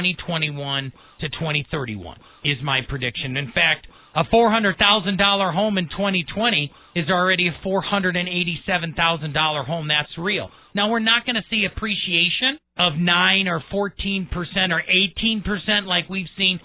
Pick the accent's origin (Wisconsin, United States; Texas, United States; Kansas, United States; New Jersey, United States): Wisconsin, United States; Milwaukee; moved away as an adult; also born or lived in Brookfield, Wisconsin; now in Colorado Springs, United States; born and raised in Milwaukee and Brookfield, Wisconsin, but the military and ROTC and my amazing Army adventure brought me to Colorado Springs in 1996